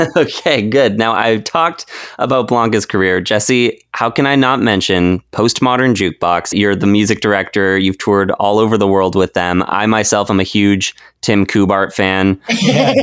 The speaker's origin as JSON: {"language": "English", "town": "Vancouver", "region": "British Columbia", "country": "Canada", "said": "I'm from Vancouver, Canada"}